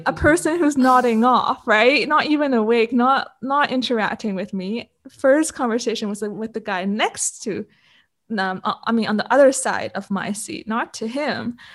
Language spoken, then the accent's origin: English; Canada; also born or lived in Hong Kong; I'm Canadian, born in Hong Kong, but grew up in Canada